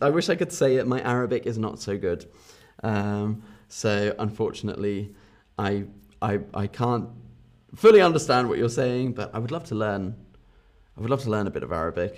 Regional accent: London area, South East England, United Kingdom; accent: Southern British; I have a Southern British accent. So I, I have an accent from the south of England.

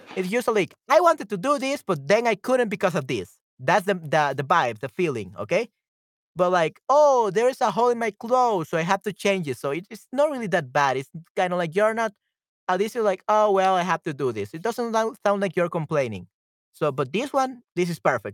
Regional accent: El Salvador; my home country to El Salvador

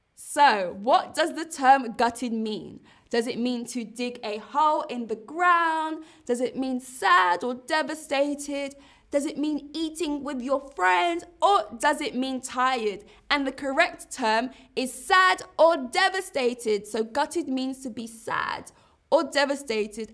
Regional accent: London, United Kingdom; accent: Cockney; I grew up in East London

